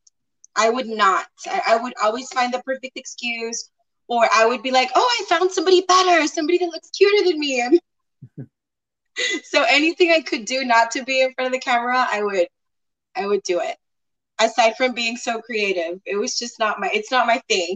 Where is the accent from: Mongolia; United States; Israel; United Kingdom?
United States; McAllen, Texas; also born or lived in Mexico; I was born in McAllen. I was raised part of my childhood here, part of my childhood in Mexico, and then I came back over here to the States.